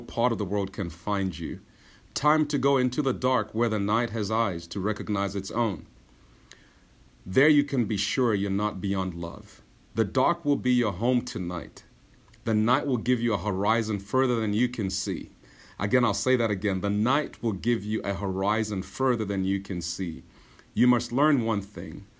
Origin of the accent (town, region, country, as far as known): Zambia; moved away